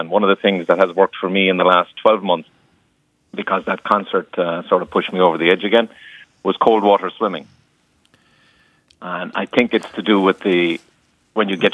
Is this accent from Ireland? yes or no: yes; Cork, Munster, Ireland; accent: Cork; now in Elizabeth, New Jersey, United States; I'm from Cork, so you'll pick up the Cork accent